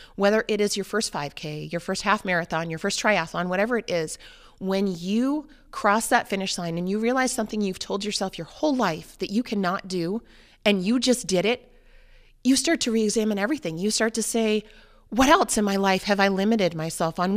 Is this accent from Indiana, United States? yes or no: no; New Hampshire, United States; moved away; I grew up in New Hampshire, um, in the seacoast area